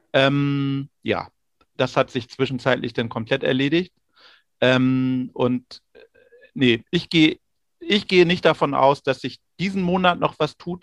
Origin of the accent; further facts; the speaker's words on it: Rellingen, Schleswig-Holstein, Germany; aus Relling im Kreis Pinneberg bei Hamburg